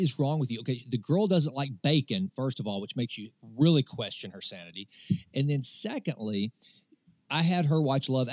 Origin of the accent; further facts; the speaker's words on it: United States; As an American